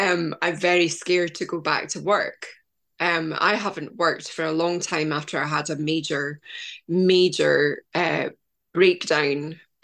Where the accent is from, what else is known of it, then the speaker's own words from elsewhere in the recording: Scotland, United Kingdom; I know I'm Scottish